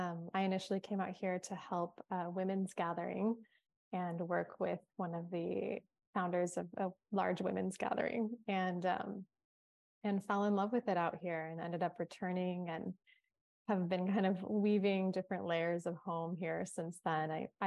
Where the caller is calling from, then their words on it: Hawaii, United States; Well, I'm tuning in from Kauai. It is a breezy, cool day.